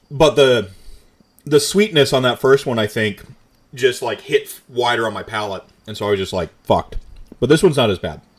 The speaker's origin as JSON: {"language": "English", "town": "Camp Lejeune", "region": "North Carolina", "country": "United States", "tie": "born or raised there", "said": "I'm from a biracial family. Like I grew up in North Carolina, Camp Lejeune."}